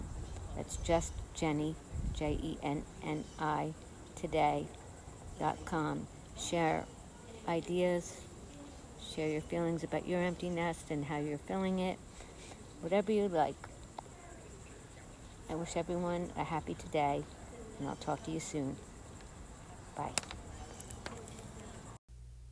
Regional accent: Rockaway, United States; moved away as an adult; now in Florida, United States; my hometown. So much of me is in Rockaway

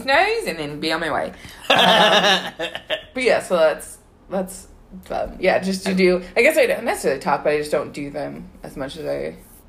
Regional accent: Sydney, New South Wales, Australia; Like, where are you from? And I was like, Sydney.

